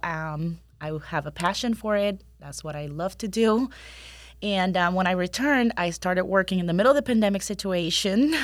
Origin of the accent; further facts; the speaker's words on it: Puerto Rico; moved away as an adult; also born or lived in Colorado / Los Angeles / South Carolina / Pennsylvania; now in Winter Haven, United States; I am originally born and raised in Puerto Rico